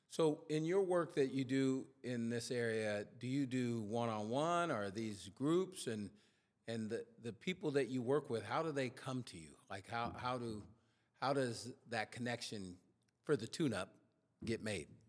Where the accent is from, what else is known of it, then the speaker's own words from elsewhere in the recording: Sacramento, California, United States; I was from Oak Park, which is a community here in Sacramento